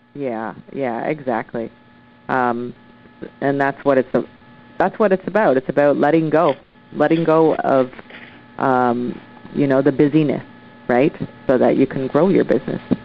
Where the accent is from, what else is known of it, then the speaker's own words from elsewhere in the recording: Oshawa, Ontario, Canada; now in Vancouver, Canada; I'm originally from Oshawa, Ontario. I moved across Canada to Vancouver, BC, and set up shop